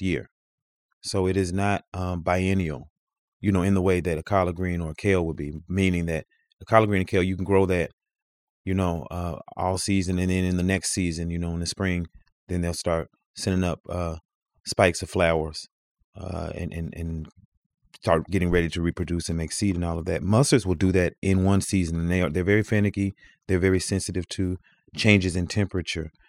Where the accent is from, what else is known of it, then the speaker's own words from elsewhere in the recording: the South, United States; moved away; I come from the South where it's hot